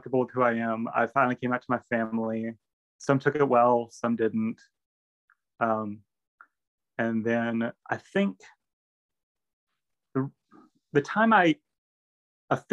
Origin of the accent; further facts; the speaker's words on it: Grapeland, Texas, United States; I'm actually from Grapeland